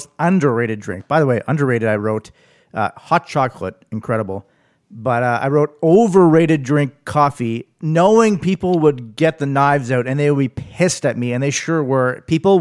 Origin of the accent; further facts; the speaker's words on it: Arnprior, Ontario, Canada; growing up in Arnprior